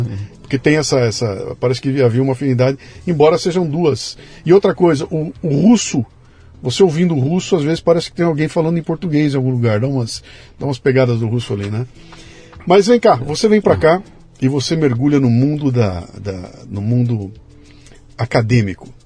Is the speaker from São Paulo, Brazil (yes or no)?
no; Bahia, Brazil; Ah, eu sou da Bahia.